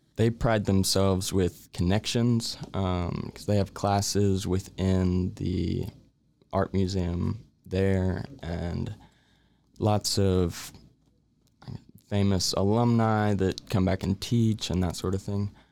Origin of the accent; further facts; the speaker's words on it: Waco, Texas, United States; born and raised in Waco